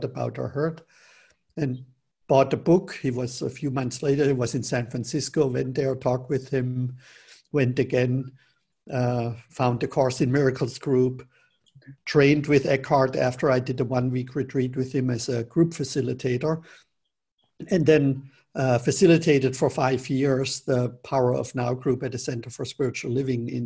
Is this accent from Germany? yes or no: yes; Germany; moved away; also born or lived in Northern California; where I grew up in Germany